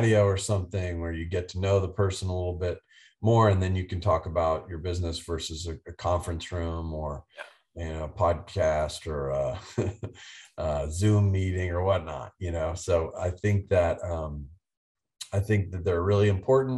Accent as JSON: {"language": "English", "region": "East Coast", "country": "United States", "tie": "born or raised there", "also_born_or_lived": "Dallas, Texas", "said": "I grew up on the East Coast"}